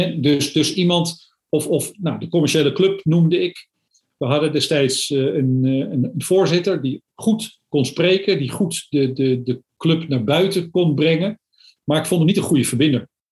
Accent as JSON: {"language": "Dutch", "town": "Amsterdam", "region": "North Holland", "country": "Netherlands", "tie": "born or raised there", "moved": "yes", "lives_now": "Zwolle area, Netherlands", "said": "ik ben geboren in Amsterdam, dus ik woon hier al een behoorlijke tijd. Ik wilde niet meer terug naar het Westen"}